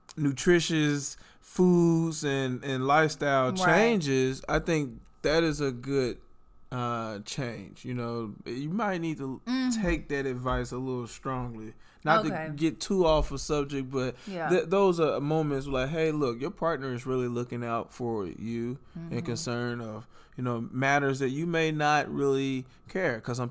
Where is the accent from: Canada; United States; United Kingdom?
United States; Southern United States; And I just, so I'm from the South, right? And I just, from the southern parts of the United States, and I just love eating that southern traditional food, right?